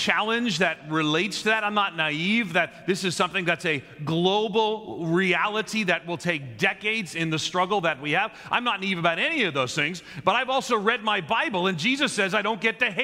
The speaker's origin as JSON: {"language": "English", "area": "Long Island", "region": "just outside New York City", "country": "United States", "tie": "born or raised there", "also_born_or_lived": "Nashville", "moved": "yes", "lives_now": "Chicago, United States", "said": "I grew up on just outside of New York City on Long Island in an Irish Catholic neighborhood"}